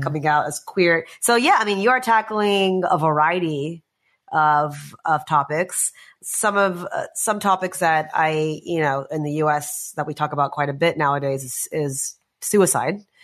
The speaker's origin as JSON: {"language": "English", "country": "United States", "tie": "born or raised there", "said": "I was growing up in the States"}